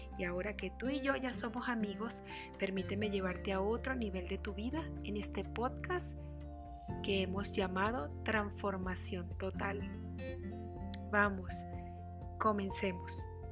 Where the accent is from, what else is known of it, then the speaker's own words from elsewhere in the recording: Barquisimeto, Lara, Venezuela; Nací en Barquisimeto, Venezuela